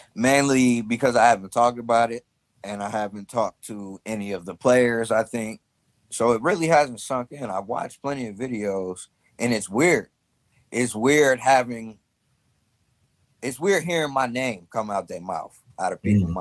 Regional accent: Chicago, Illinois, United States; I'm from North Side Chicago

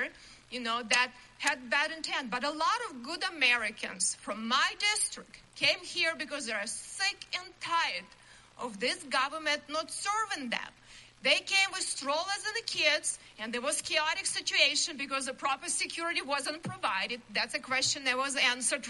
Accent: Ukraine; born or raised there; English is a second language; moved away as an adult; now in United States

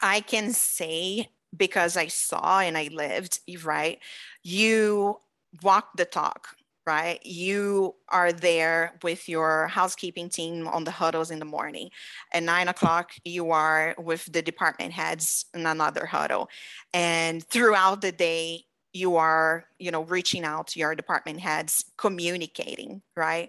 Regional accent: Brazil; now in United States; I've been in the United States for fifteen years, you know very well, I'm from Brazil.

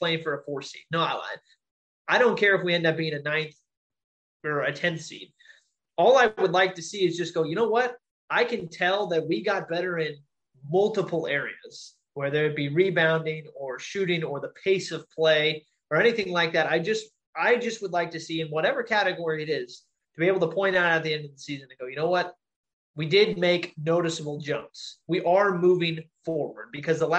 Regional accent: Sacramento, California, United States; We're all from Sacramento

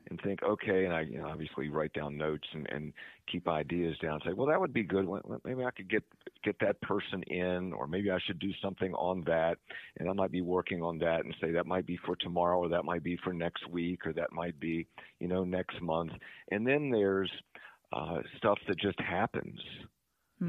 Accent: Eastern Panhandle, West Virginia, United States; also born or lived in Summit Point, West Virginia / Charles Town, West Virginia / Morgantown, West Virginia; I was growing up in Eastern Panhandle

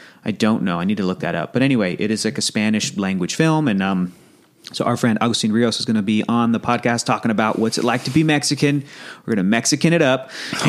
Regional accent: Australia; accent: Australian; Oi, are you calling out my Australian accent?

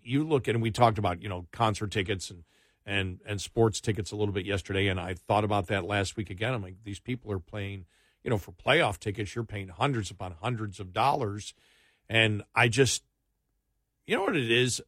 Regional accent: Buffalo, New York, United States; when we grew up in Buffalo

